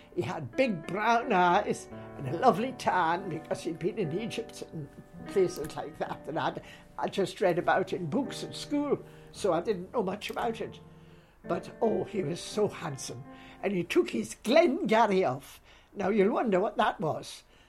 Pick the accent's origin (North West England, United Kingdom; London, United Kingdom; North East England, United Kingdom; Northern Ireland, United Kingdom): North East England, United Kingdom; Newcastle; now in Scotland; being half Scottish and half English is difficult, you know, because some people have taught me, my friends, they say, "Where did she come from anyway?" And I say, "Newcastle." But I'm a Scot now because I've lived here many, many years.